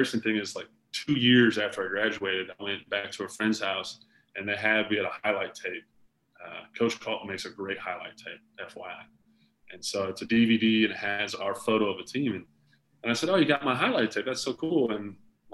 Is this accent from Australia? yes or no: no; Concord, United States; I said, no, I went to Concord from kindergarten, and I'm graduating from Concord